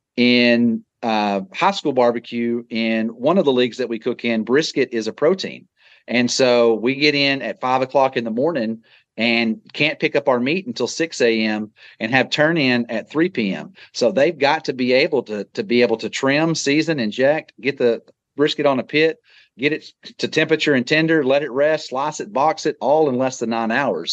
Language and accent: English; Texas, United States; growing up in Texas and being a Texas Ranger fan